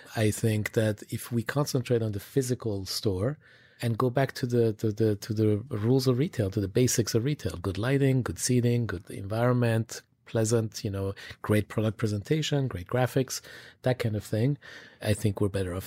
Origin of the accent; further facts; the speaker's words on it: Switzerland; I grew up in Switzerland